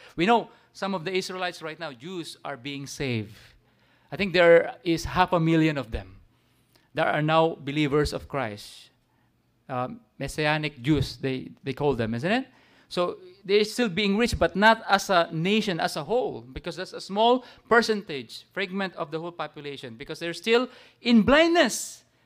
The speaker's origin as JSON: {"language": "English", "country": "Philippines", "said": "Even as Gentiles, as Filipino"}